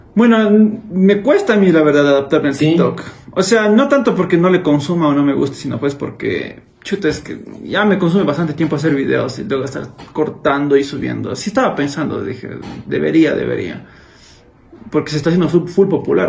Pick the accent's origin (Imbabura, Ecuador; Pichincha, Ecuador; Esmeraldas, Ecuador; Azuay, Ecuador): Azuay, Ecuador; Cuenca; accent: cuencano; me le neutralicé un poco mi acento, porque yo tengo muy cargado mi acento cuencano